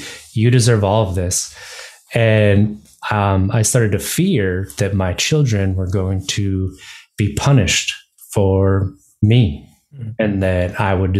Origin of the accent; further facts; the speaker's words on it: Wisconsin, United States; moved away as an adult; now in Virginia, United States; growing up in Wisconsin